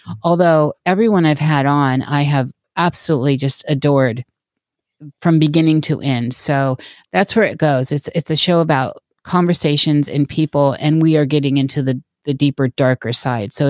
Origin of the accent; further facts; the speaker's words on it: Des Moines, Iowa, United States; born there; I was born in Des Moines, Iowa, and lived there for a while and I've been a gypsy ever since.